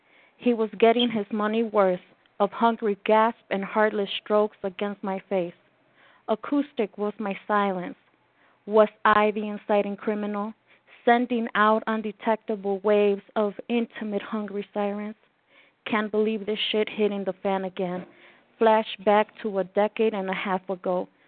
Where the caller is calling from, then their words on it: Mexico City, Mexico; Yes, I am from Mexico City